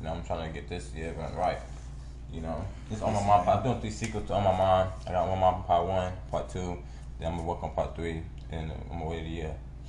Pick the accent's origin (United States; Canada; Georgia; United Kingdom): United States; California; I'm from Cali.